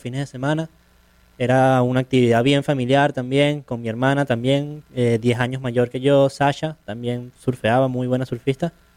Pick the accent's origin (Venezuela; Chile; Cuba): Venezuela; Caracas, Capital District; yo soy surfista profesional, soy de Caracas, de Venezuela